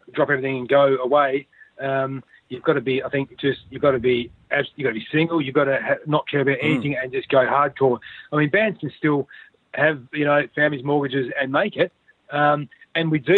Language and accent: English; Adelaide, South Australia, Australia; we're from here